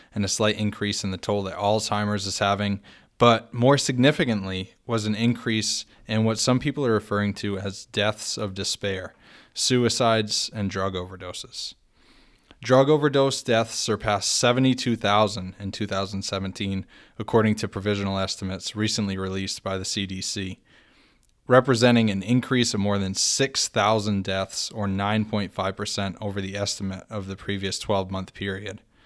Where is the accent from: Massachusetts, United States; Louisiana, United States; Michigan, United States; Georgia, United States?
Massachusetts, United States; Fall River; my hometown of Fall River, Massachusetts